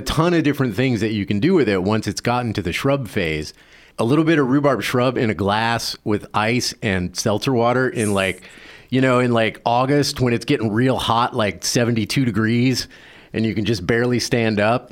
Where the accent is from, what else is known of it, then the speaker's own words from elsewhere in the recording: the South, United States; moved away; I grew up in the South and it wasn't a common thing.